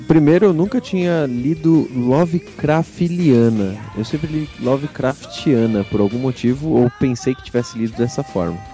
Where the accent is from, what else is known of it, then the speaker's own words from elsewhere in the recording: Brazil; Somos brasileiros